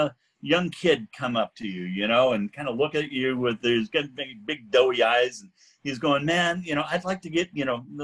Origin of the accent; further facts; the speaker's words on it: Pacific Northwest, United States; I grew up in the Pacific Northwest